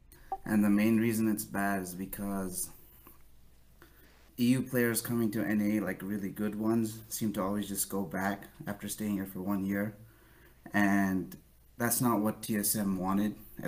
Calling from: New Hampshire, United States; New Hampshire.

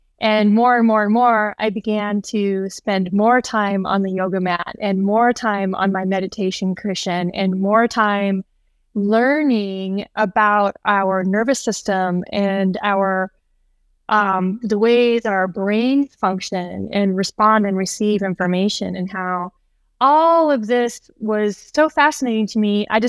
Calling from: Bozeman, Montana, United States; I am coming in from Bozeman, Montana.

